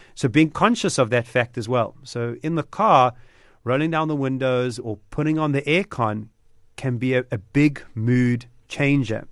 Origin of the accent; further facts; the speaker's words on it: Durban, KwaZulu-Natal, South Africa; Durbanite, about being South African